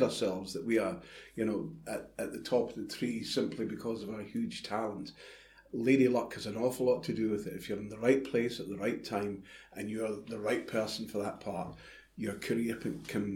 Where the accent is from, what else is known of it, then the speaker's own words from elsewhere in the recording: Clydebank, Scotland, United Kingdom; I was brought up in Clydebank